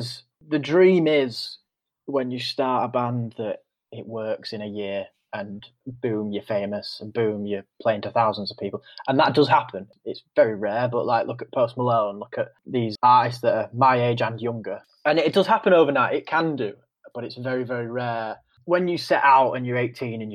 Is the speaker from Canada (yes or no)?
no; Guiseley, Yorkshire and the Humber, United Kingdom; Lived in a great town, like a suburb of Leeds called Guiseley